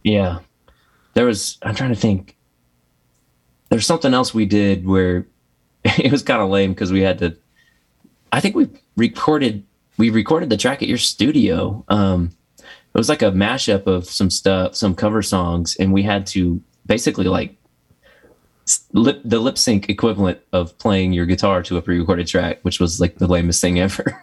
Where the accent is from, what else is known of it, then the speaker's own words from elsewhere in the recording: Texas, United States; I grew up in Texas